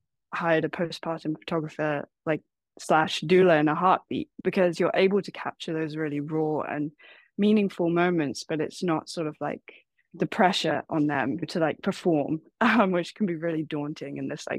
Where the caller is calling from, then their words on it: San Francisco, California, United States; also born or lived in Taiwan; I'm calling from San Francisco.